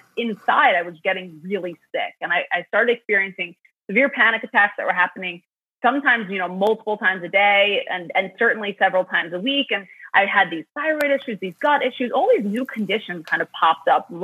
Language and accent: English; New York City, New York, United States; I grew up in Queens, New York, which was a really diverse, incredible place.